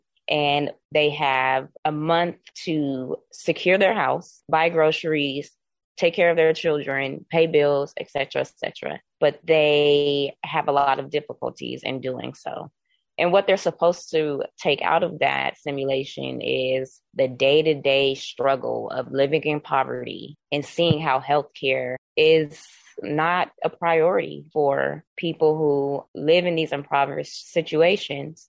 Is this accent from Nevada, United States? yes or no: yes; North Las Vegas, Nevada, United States; I'm born and raised in Las Vegas, specifically North Las Vegas